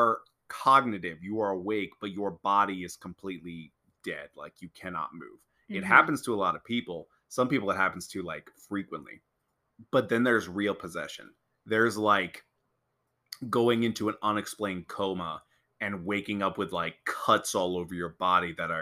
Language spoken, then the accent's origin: English; Pennsylvania, United States; I was born and raised in Pennsylvania my whole life